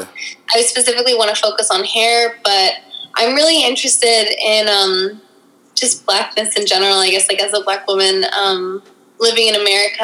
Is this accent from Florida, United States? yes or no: no; Washington, District of Columbia, United States; I'm from Washington D.C., born and raised